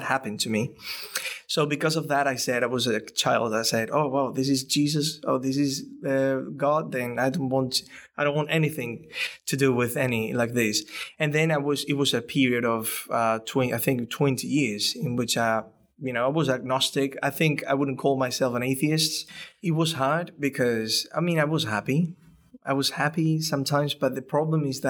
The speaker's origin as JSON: {"language": "English", "country": "Spain", "moved": "yes", "said": "I'm from Spain, the background is very Catholic"}